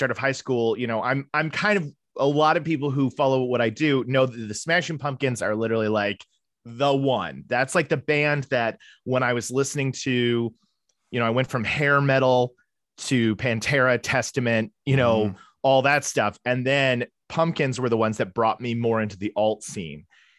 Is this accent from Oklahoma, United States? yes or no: yes; Tulsa, Oklahoma, United States; I'm originally from Tulsa, Oklahoma, and that's where I was born and raised, which is not a place that I get back to often. I moved away